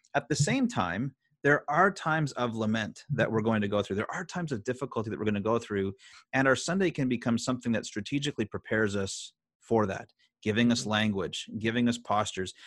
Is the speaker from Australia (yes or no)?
no; Canada; as a Canadian citizen.